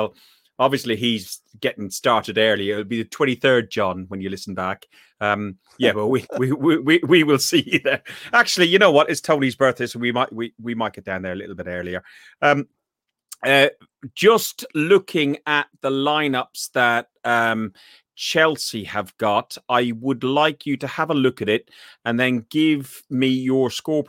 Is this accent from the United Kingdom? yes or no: no; Ireland; I'm Irish.